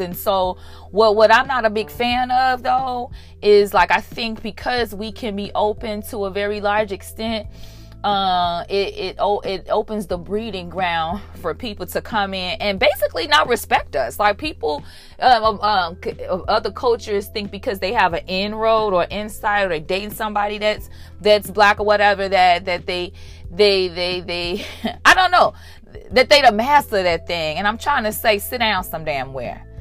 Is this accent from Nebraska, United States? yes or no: no; Chicago, Illinois, United States; I'm from Chicago